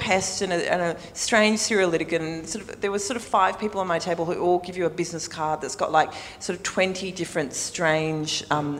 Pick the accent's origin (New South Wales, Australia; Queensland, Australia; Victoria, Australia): New South Wales, Australia; Sydney; I grew up on the North Shore.